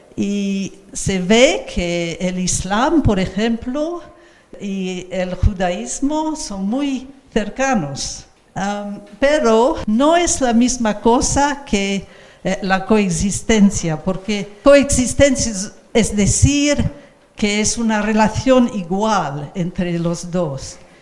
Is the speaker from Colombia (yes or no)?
no; England, United Kingdom; nací en Inglaterra